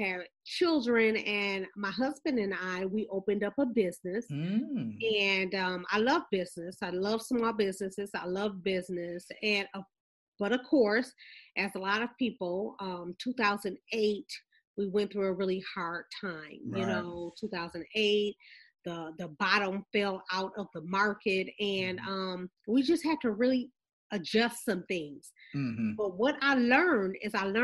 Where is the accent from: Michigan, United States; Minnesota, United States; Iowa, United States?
Michigan, United States; Flint; Us growing up in Flint, and we grew up around pretty much credit unions.